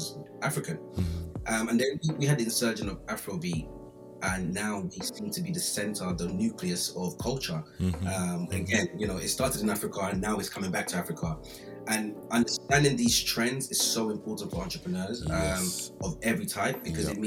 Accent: London, United Kingdom; I grew up in Brixton

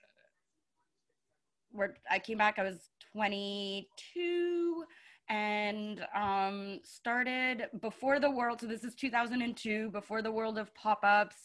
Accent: Montreal, Quebec, Canada; I'm from Montreal. I grew up here.

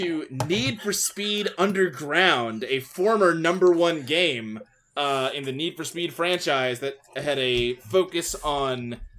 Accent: Ohio, United States; born there; also born or lived in Kentucky / Texas; I mean, I was born in Ohio.

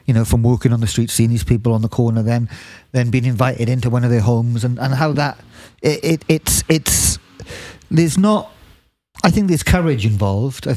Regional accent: South Wales, United Kingdom; moved away; I'm from South Wales

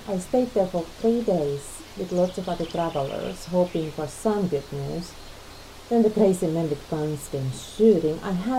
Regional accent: Finland; now in United States; Finland. And you? Where are you from?

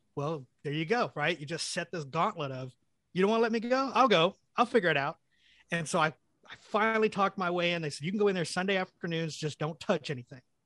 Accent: El Reno, Oklahoma, United States; also born or lived in London, England; I moved to the United States when I was four years old. My parents picked El Reno, Oklahoma

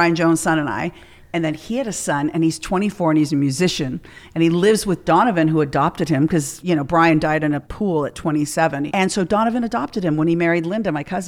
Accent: Canada; moved away; I'm from Canada

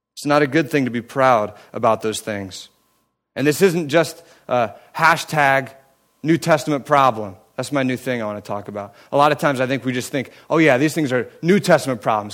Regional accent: United States; now in Cleveland, United States; I grew up in Amish country

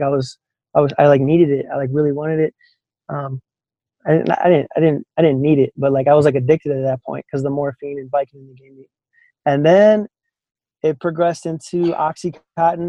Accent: Chicago, Illinois, United States; moved away as an adult; now in San Antonio, United States; born and raised in Chicagoland area

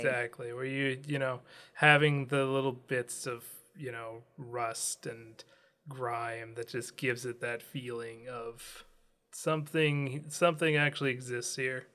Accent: United States; I'm from America.

